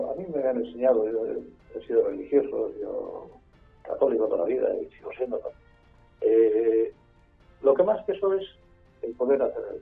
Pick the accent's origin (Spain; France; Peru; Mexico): Spain; Basque Country; Eh, eh, soy vasco, con todos los apellidos vascos